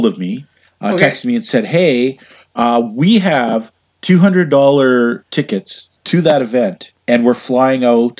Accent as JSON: {"language": "English", "region": "Western Canada", "country": "Canada", "said": "I'm from Western Canada"}